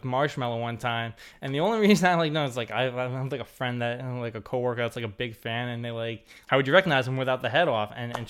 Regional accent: Jersey Shore, New Jersey, United States; I'm from the Jersey Shore, not like these people that just vacation at the Jersey Shore.

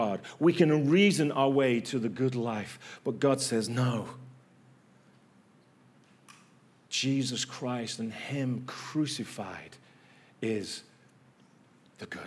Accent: England, United Kingdom; From England

